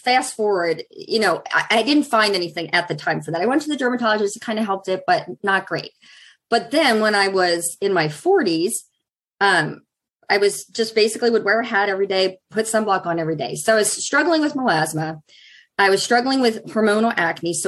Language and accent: English; Pennsylvania, United States; now in Plymouth, United States; I grew up in Pennsylvania